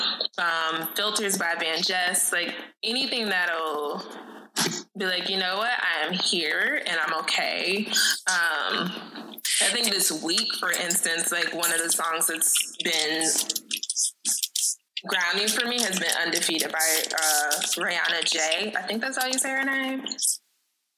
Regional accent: Missouri, United States; moved away as an adult; also born or lived in Washington, D.C.; I grew up in Missouri

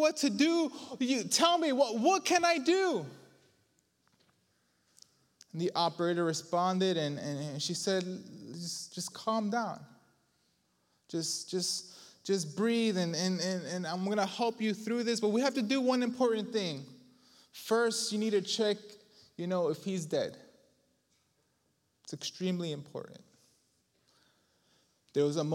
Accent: New York, United States; all tough from New York

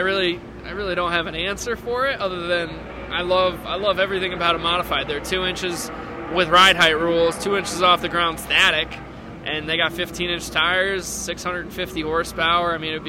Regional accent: Northeast, United States; Just because, I mean, I'm from the Northeast.

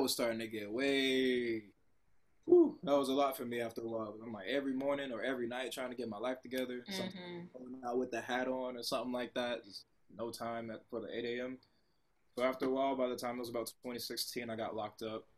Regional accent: Columbia, South Carolina, United States; moved away as an adult; also born or lived in Texas / Pittsburgh; I come from Columbia, South Carolina

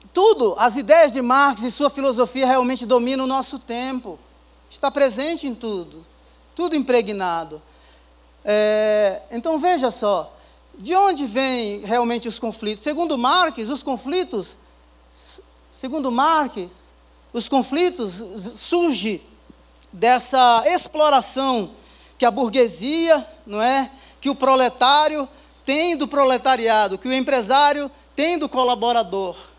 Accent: Northeast Region, Brazil; also born or lived in England; now in São Paulo, Brazil; sou lá do Nordeste

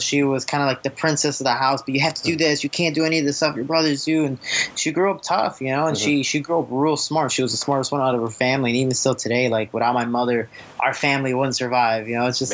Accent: Chicago, Illinois, United States; I was growing up deep in Chicago

